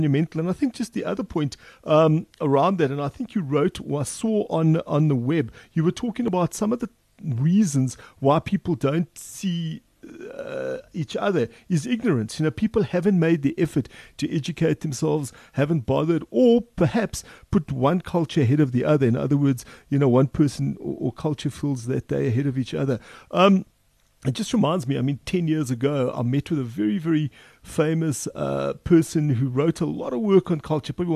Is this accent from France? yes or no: no; South Africa; as a South African